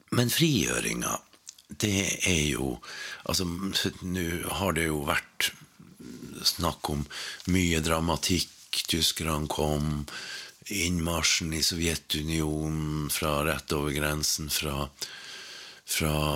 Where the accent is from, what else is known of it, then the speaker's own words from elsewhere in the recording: Sør-Varanger, Finnmark, Norway; hjemme i Sør-Varanger